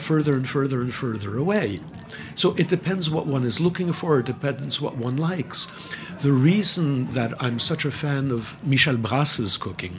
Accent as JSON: {"language": "English", "region": "New York", "country": "United States", "tie": "born or raised there", "also_born_or_lived": "Manhattan", "said": "I was born in the South Bronx. I live in Manhattan. I've taught all my life in Manhattan."}